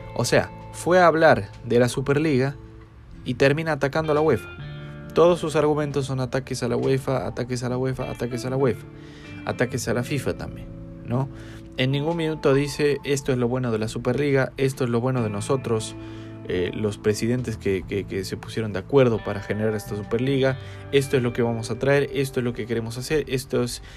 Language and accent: Spanish; Chile; soy de Chile